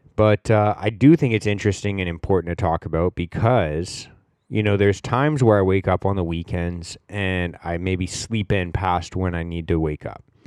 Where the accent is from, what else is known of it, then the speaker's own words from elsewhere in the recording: Canada; We're all Canadian. I grew up playing hockey